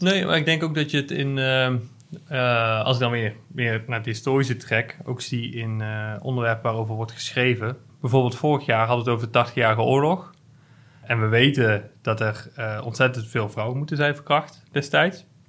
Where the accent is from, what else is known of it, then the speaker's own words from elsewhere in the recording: Hilvarenbeek, North Brabant, Netherlands; in Hilvaanbeek, waar ik vandaan kom